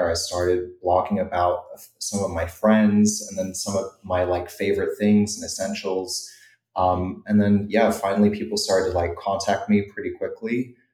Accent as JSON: {"language": "English", "country": "New Zealand", "also_born_or_lived": "Europe", "said": "for someone who had grown up in Europe and I'm from New Zealand originally."}